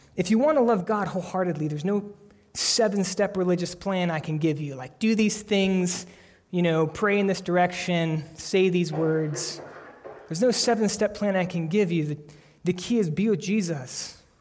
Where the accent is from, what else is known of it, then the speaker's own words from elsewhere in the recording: United States; we are American Christians